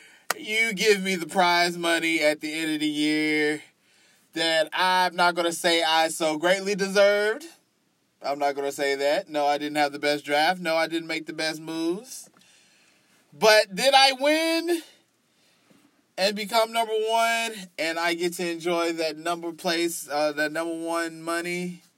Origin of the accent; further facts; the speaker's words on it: Texas, United States; You know, I'm from Texas. You know, because I think people from Texas talk just like this. So I guess sometimes I just got to go back to my Texas roots sometimes.